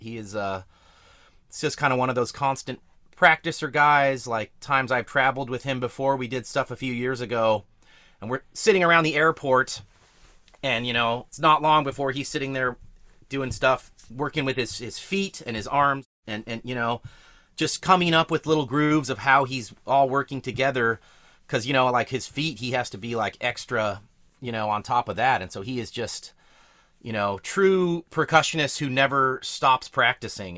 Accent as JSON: {"language": "English", "town": "Hollister", "region": "California", "country": "United States", "tie": "born or raised there", "said": "I grew up out in Hollister"}